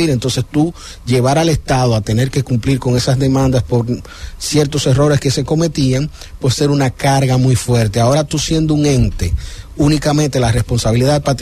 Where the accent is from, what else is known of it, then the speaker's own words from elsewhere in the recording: Santo Domingo, Distrito Nacional, Dominican Republic; Yo soy de Santo Domingo